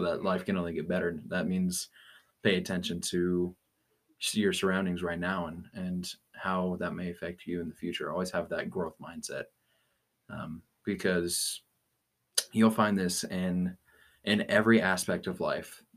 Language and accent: English; Aurora, Colorado, United States; I've been born and raised uh, here in Aurora.